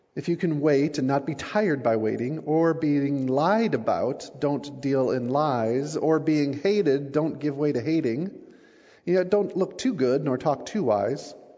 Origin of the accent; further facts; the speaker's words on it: United States; I'm from the States